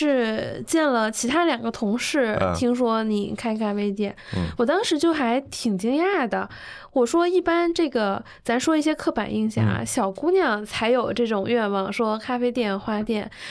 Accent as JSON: {"language": "Chinese", "town": "Dalian", "region": "Liaoning", "country": "China", "said": "其实我大连人嘛，"}